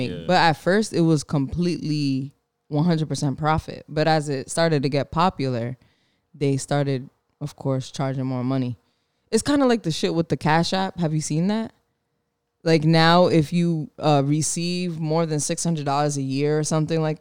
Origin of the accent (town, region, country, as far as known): Providence, Rhode Island, United States; born or raised there